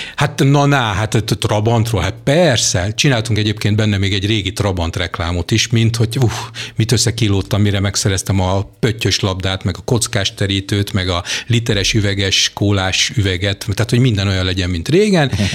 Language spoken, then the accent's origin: Hungarian; Jászberény, Jász-Nagykun-Szolnok, Hungary; én Jászberényi vagyok